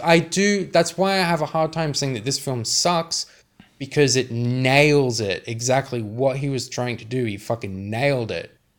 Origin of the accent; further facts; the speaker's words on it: Sydney, New South Wales, Australia; I'm from Western Sydney